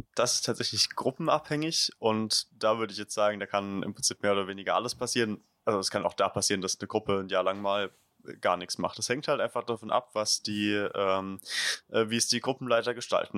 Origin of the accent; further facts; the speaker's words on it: Leimersheim, Rhineland-Palatinate, Germany; die Region, wo ich herkomme, Südpfalz, ist jetzt, oder noch im Speziellen vielleicht Verbandsgemeinde Rülsheim, das Umland um Leimersheim